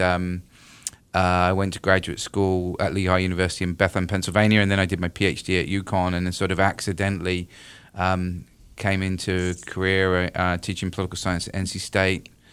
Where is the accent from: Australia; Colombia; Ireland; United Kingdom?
United Kingdom; moved away as an adult; now in North Carolina, United States; I'm originally from the U K